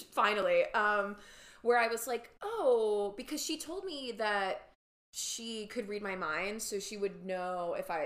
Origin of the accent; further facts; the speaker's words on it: New York, United States; I grew up in New York